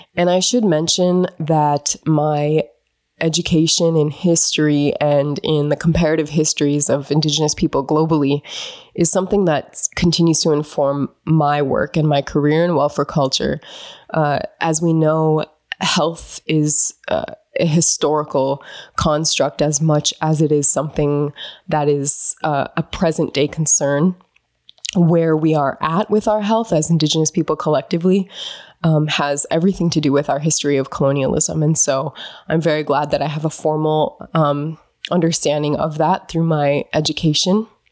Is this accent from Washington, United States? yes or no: no; North Dakota, United States; moved away; growing up in North Dakota